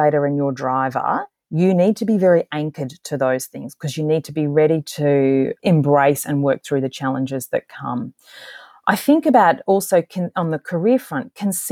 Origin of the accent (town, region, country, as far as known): Australia